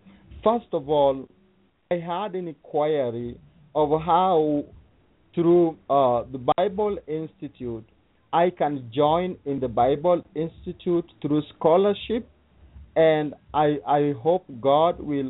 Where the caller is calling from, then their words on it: Kenya; From Kenya. Kenya, not